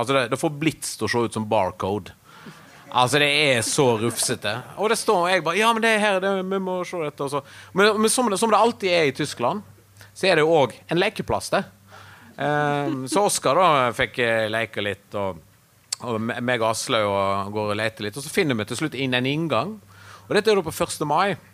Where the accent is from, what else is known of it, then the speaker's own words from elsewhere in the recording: Norway; moved away as an adult; also born or lived in Berlin, Germany; vi kommer fra Norge